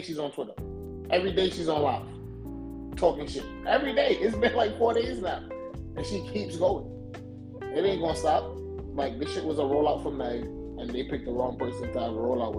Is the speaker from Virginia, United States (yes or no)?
no; New York City, New York, United States; I'm from the Bronx